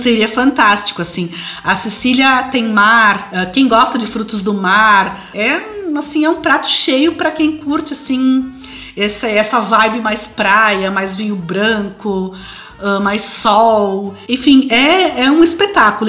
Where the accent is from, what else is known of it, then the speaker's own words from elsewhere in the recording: Flores da Cunha, Rio Grande do Sul, Brazil; moved away as an adult; now in Italy; eu sou de Flores da Cunha, então eu fui a princesa da maior festa da cidade